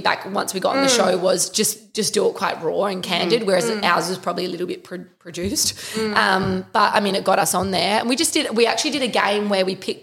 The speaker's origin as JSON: {"language": "English", "town": "Adelaide", "region": "South Australia", "country": "Australia", "said": "just turned 30, from Adelaide. We're all from Adelaide"}